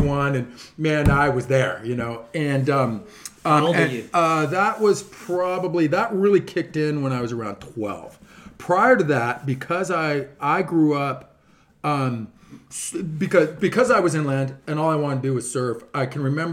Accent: Mission Viejo, California, United States; now in Dana Point, United States; I grew up actually living in Mission Viejo

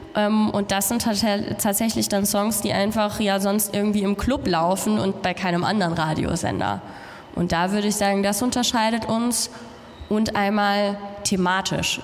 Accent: Germany; ich komme aus Deutschland

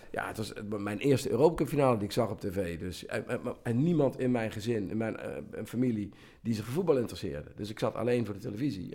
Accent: Central Limburg, Netherlands; ik kom uit Midden-Limburg

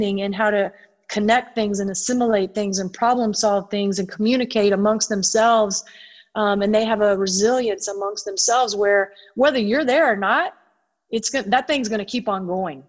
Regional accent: Tennessee, United States; growing up in Tennessee

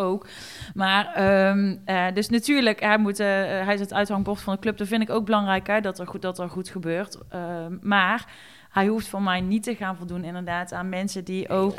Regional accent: Eindhoven, North Brabant, Netherlands; ik kom natuurlijk uit Eindhoven

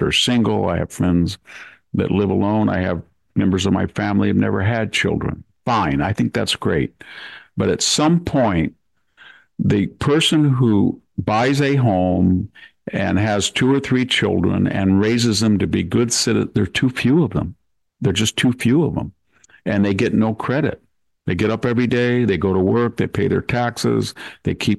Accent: Selma, California, United States; I go into my hometown and I walk along the streets of Salmar

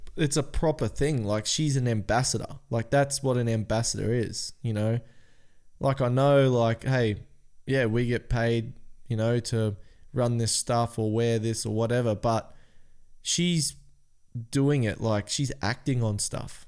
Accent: Cairns, Queensland, Australia; We're from Cairns.

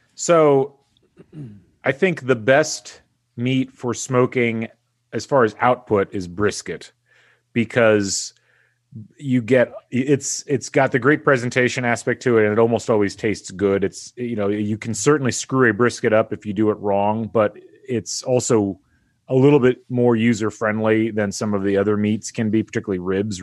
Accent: Indiana, United States; I grew up in Indiana.

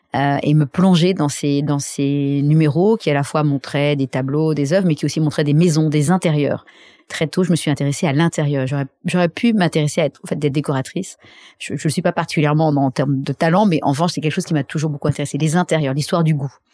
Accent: Saint-Cloud, Île-de-France, France; also born or lived in Paris; je suis née euh, à Paris, enfin pas à Paris, à Saint-Cloud.

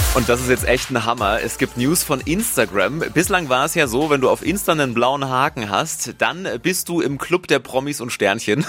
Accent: Germany; bei uns in Deutschland

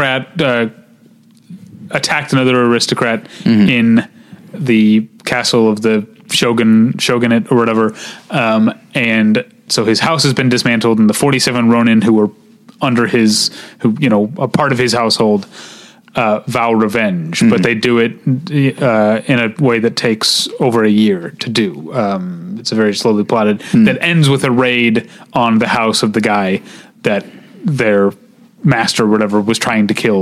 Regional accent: United States; I'm an American

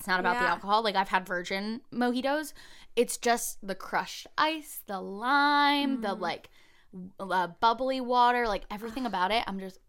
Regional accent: California, United States; also born or lived in New York; So I was born in New York, and then we moved to an apartment here in Southern California.

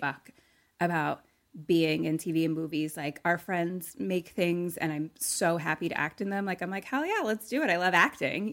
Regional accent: Philadelphia, Pennsylvania, United States; moved away; we're both from Philly

